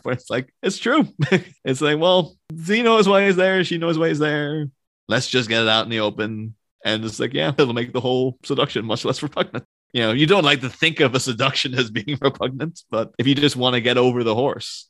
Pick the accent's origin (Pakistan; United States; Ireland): Ireland; being Irish